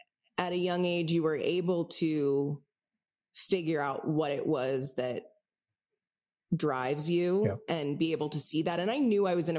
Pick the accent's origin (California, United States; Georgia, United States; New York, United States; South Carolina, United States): California, United States; San Francisco; I grew up in San Francisco.